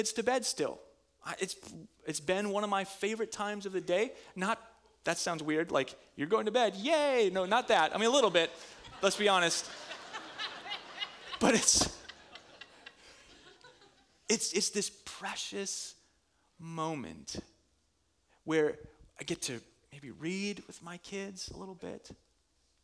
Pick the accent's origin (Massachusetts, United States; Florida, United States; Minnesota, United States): Minnesota, United States; I'm from Minnesota.